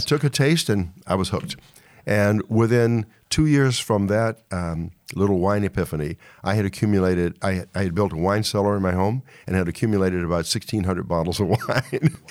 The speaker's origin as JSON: {"language": "English", "area": "Charles City County", "region": "Virginia", "country": "United States", "tie": "born or raised there", "also_born_or_lived": "Baltimore / New York", "moved": "as an adult", "said": "I was born and raised in Virginia"}